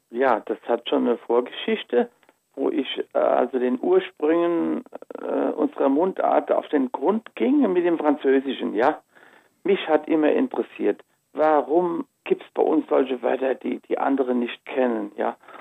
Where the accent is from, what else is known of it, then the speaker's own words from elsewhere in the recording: Rhenish Hesse, Rhineland-Palatinate, Germany; Rheinhessen ist das Gebiet, wo ich aufgewachsen bin, wo meine Wurzeln sind und wo ich geforscht habe